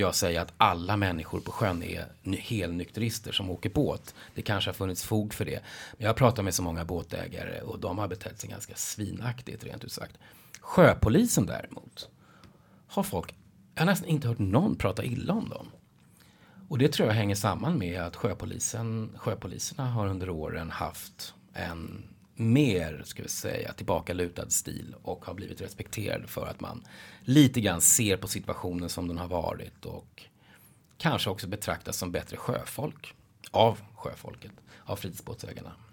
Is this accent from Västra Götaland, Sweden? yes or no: no; Nacka, Stockholm County, Sweden; Jag är uppvuxen i Nacka utanför Stockholm